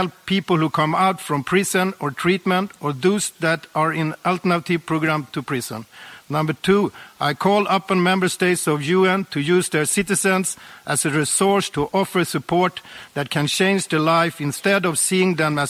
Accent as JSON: {"language": "English", "country": "Sweden", "tie": "born or raised there", "said": "I was born and raised in Sweden"}